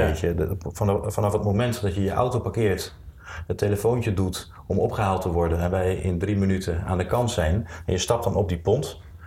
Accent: Zwolle, Overijssel, Netherlands; moved away as an adult; also born or lived in Rotterdam; ik ben geboren in Zwolle. Daar heb ik de eerste 18 jaar van mijn leven gewoond.

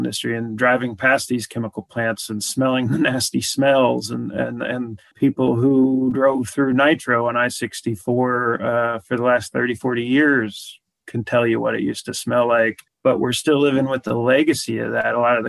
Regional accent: West Virginia, United States; I was born an activist in West Virginia. I mean, my mom and grandmother fought a big high tension power line that went through our farm before I was even born. And I live on that farm now

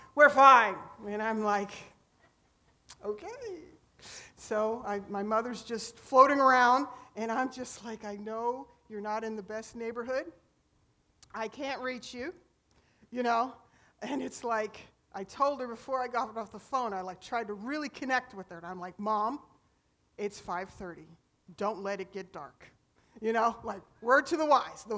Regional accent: Pennsylvania, United States; now in Homestead, United States; I'm originally from Pennsylvania

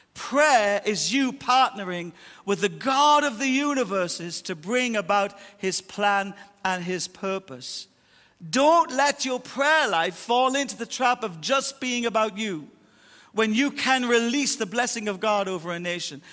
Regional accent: Ireland; I'll die Irish, 'cause I was born Irish, and my culture shaped my Irishisms

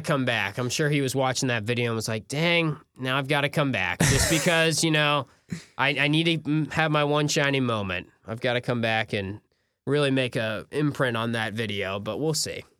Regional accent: North Carolina, United States; I'm from North Carolina

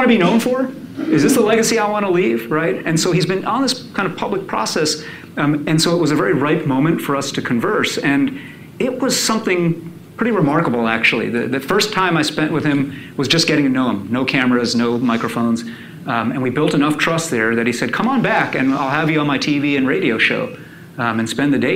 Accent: New York, United States; I grew up in New York

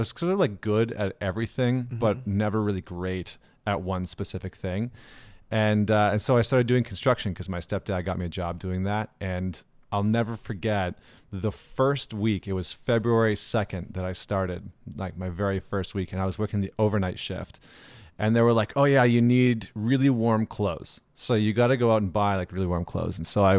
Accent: Edmonton, Alberta, Canada; So, I mean, I grew up in Edmonton, Alberta, which is in Canada.

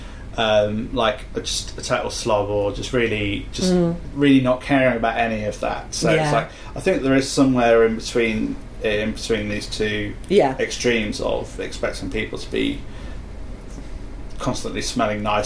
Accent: United Kingdom; we're very British.

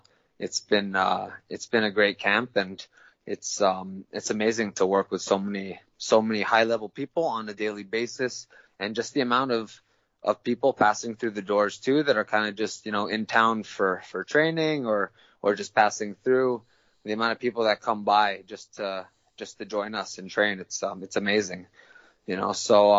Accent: Tokyo, Japan; I was born and raised in Tokyo, Japan, actually. I'm half Filipino, half American, but I was born and raised in Tokyo, Japan because my parents are international school teachers.

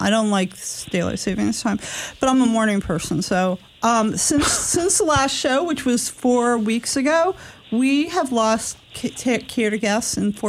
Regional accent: Southbury, Connecticut, United States; And I'm from Southbury

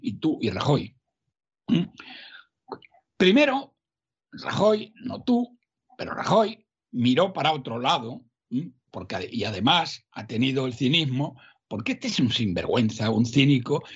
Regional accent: Salamanca, Castile and León, Spain; mi tierra, Castilla-León, yo soy de Salamanca

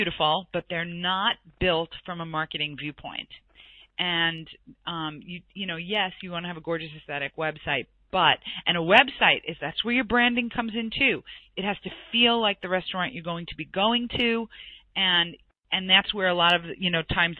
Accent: New York, United States; I'm from New York

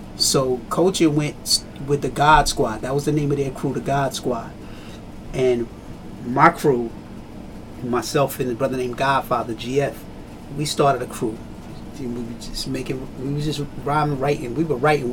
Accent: Trenton, New Jersey, United States; I grew up in Trenton. In Trenton, you know, grew up with a lot of Jamaican heads

